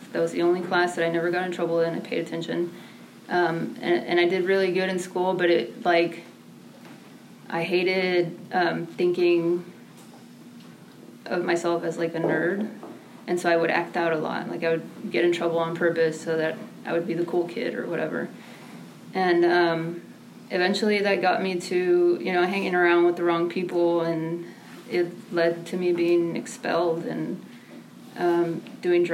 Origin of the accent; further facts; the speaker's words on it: McAllen, Texas, United States; also born or lived in Mexico; She raised us on a waitress salary in South Texas, in McAllen